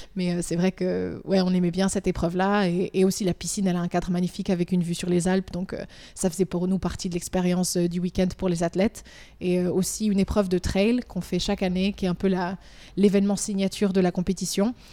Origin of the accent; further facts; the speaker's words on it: Valais, Switzerland; moved away as an adult; also born or lived in Lausanne; now in United Arab Emirates; je viens du Valais, de Montaix. J'ai grandi ici, j'ai fait toute mon école ici